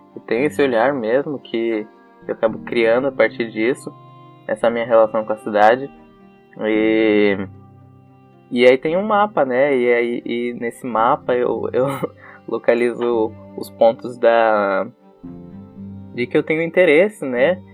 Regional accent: São Paulo, Brazil; eu vim da periferia de São Paulo

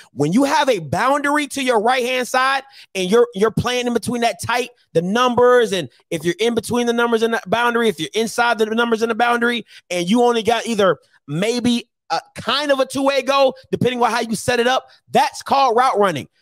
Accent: Maryland, United States; now in Jackson, United States; when I was growing up in Maryland

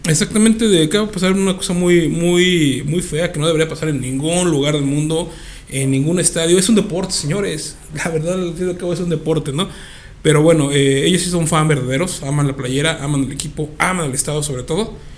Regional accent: Querétaro, Mexico; somos gente chida, somos gente buena onda, somos queretanos

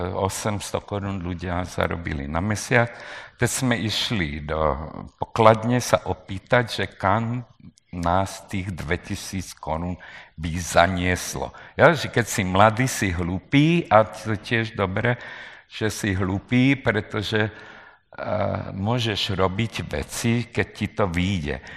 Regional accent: Nové Zámky, Nitra Region, Slovakia; moved away as an adult; ja říkam nové zámky

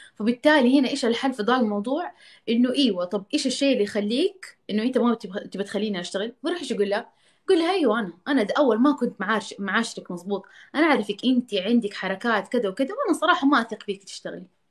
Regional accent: Jeddah, Makkah Province, Saudi Arabia; انا عشان من جده

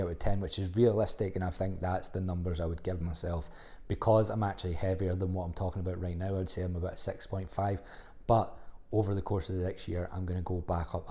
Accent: Livingston, Scotland, United Kingdom; I'm from Livingston

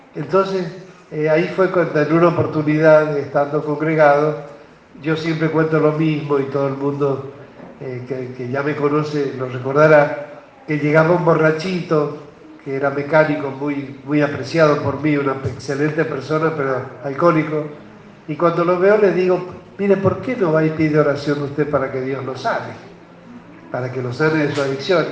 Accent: Albardón, San Juan, Argentina; moved away; also born or lived in Buenos Aires; somos de familia de Bardón

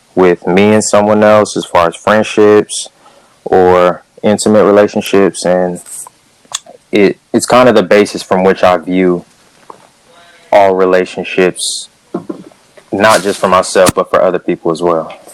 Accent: Cerritos, California, United States; I'm from Southern California, Cerritos, California, to be specific

